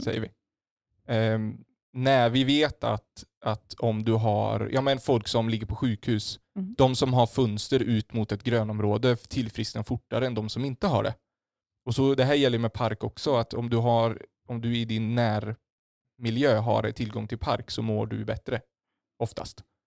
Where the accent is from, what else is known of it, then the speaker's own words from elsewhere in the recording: Sweden; vi som svenskar, vi står mm. tio meter från varandra vid busshållplatsen